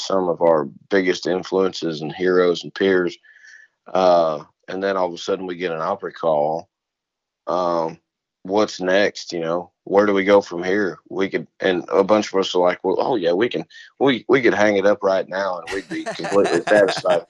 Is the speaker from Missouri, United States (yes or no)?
yes; Jefferson County, Missouri, United States; I'm from Missouri. I'm from the county under St. Louis County